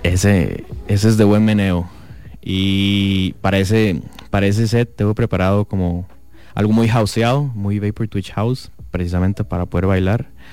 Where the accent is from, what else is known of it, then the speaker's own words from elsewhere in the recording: Mexico City, Mexico; now in Costa Rica; en mi ciudad, como buen chilango